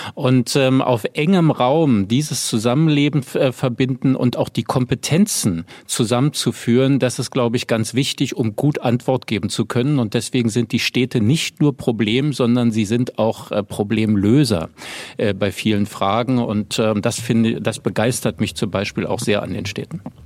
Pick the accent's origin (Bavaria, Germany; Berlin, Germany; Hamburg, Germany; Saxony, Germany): Berlin, Germany; Und ich bleibe ja auch Berliner erstmal. Also es ist meine Heimatstadt und ich lebe hier und ähm, das, ich habe auch noch nie woanders gelebt